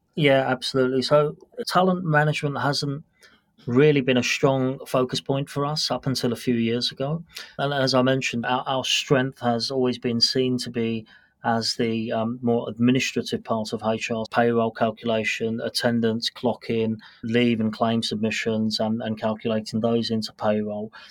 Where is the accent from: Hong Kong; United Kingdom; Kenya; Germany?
United Kingdom; moved away as an adult; also born or lived in London / Washington, D.C. / Melbourne; now in Singapore; So I'm a British born national. So I've actually lived in the UK until about